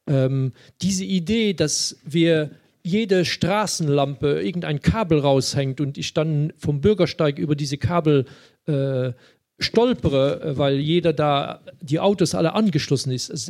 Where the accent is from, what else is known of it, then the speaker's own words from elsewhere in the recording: Luxembourg; das Sprachproblem habe ich natürlich als Luxemburger äh, weniger